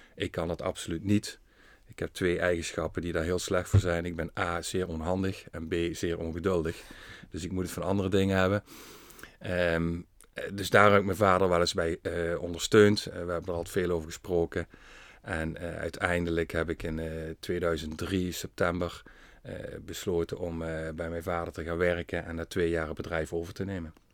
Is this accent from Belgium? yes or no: no; Venray, Limburg, Netherlands; geboren en getogen in Venray